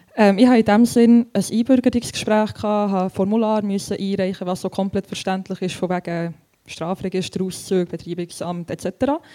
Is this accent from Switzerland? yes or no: yes; Frutigen, Bern, Switzerland; ich bin recht stolz darauf, von Frutigen zu sein